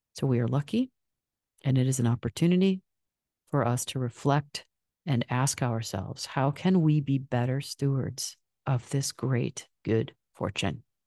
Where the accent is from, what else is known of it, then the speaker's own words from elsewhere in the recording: Michigan, United States; I'm from Michigan